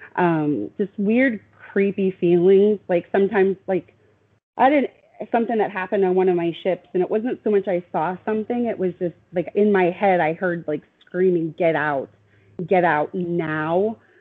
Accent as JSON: {"language": "English", "town": "Riverton", "region": "Wyoming", "country": "United States", "tie": "born or raised there", "moved": "yes", "said": "I grew up in Wyoming"}